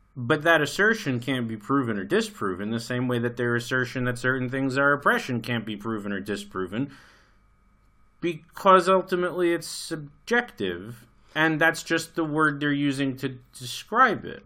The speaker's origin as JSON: {"language": "English", "country": "United States", "tie": "born or raised there", "moved": "as an adult", "said": "I grew up in America. I lived there for twenty-five years"}